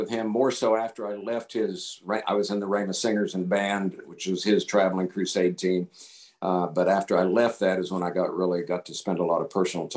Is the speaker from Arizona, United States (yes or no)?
no; Tampa, Florida, United States; moved away as an adult; also born or lived in Colorado; I was born and raised in Tampa, Florida. I lived in Tampa, Florida for 27 years